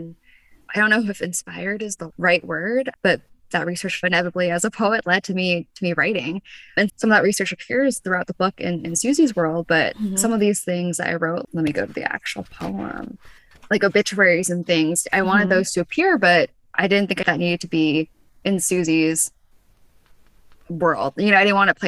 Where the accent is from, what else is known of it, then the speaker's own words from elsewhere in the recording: United States; I was born in the United States. My family came here because of, you know, post-Vietnam War.